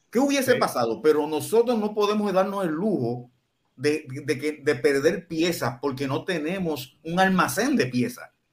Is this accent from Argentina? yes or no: no; Puerto Rico